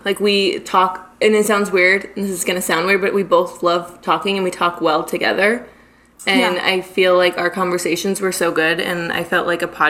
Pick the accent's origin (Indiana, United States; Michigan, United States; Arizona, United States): Arizona, United States; I'm from Arizona. Born and raised. Never left. Love it here.